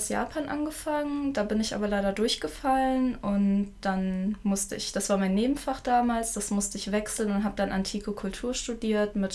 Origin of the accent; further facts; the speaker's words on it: Düsseldorf, North Rhine-Westphalia, Germany; ich bin in Düsseldorf geboren